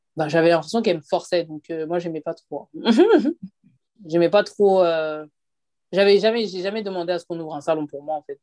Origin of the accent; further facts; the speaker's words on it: France; also born or lived in Côte d'Ivoire (father's side); nous, ici en France